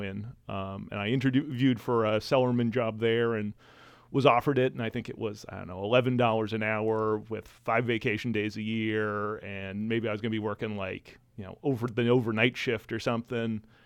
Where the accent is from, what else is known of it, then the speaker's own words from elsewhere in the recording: New England, United States; I'm from New England